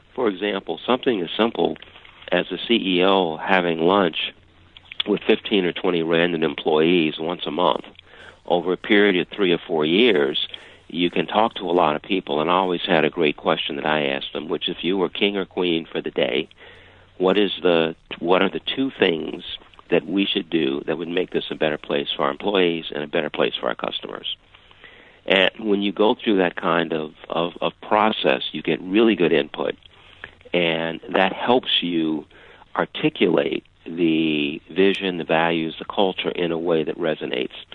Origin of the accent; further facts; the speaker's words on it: Chicago, Illinois, United States; I grew up in Chicago.